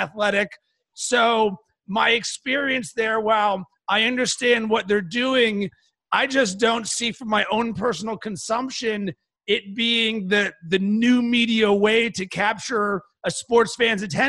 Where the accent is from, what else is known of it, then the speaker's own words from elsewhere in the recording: Pittsburgh, Pennsylvania, United States; I'm from Pittsburgh, so I'm a big Pittsburgh sports fan